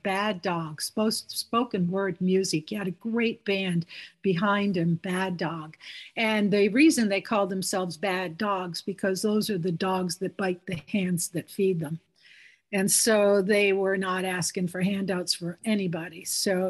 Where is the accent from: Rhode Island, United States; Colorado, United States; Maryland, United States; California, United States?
Rhode Island, United States; moved away; I'm originally from Rhode Island